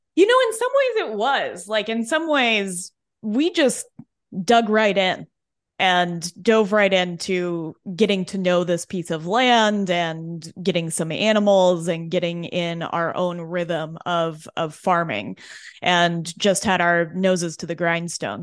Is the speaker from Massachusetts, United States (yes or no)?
no; Denver, Colorado, United States; I was born and raised in Denver